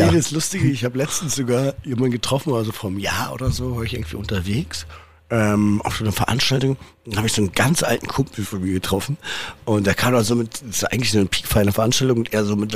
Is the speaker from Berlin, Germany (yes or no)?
yes; Berlin, Germany; ich bin halt irgendwie in Berlin aufgewachsen, bin immer da geblieben